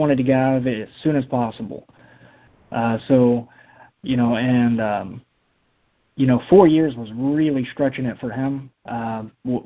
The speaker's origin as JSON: {"language": "English", "region": "Illinois", "country": "United States", "said": "I'm from Illinois"}